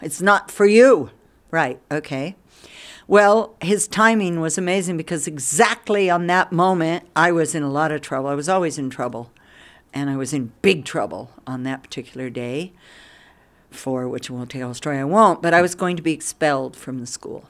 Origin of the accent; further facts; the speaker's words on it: Durango, Colorado, United States; moved away as an adult; now in India; I was born in Durango, Colorado. Not Durango exactly. We lived outside. We lived twenty miles out